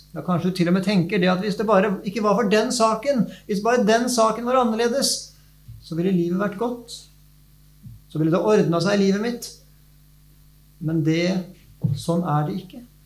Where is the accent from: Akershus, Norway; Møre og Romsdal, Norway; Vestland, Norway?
Akershus, Norway; Nes; now in Vestfold, Norway; Jeg vokste opp nes på Romerike.